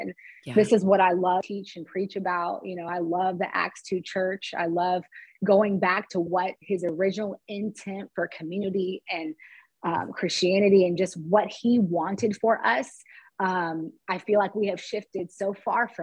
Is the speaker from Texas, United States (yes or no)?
yes; Dallas-Fort Worth area, Texas, United States; moved away as an adult; also born or lived in Cincinnati, Ohio; now in San Francisco, United States; I grew up in the Dallas-Fort Worth area in Texas, and I grew up in a suburb where it was very few people of color